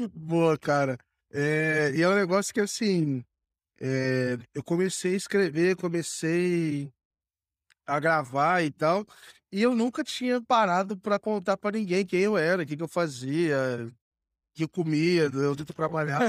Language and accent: Portuguese; Rio de Janeiro, Brazil; moved away as an adult; also born or lived in São Paulo; eu sou do, do Rio, cara. Eu comecei estudando no Rio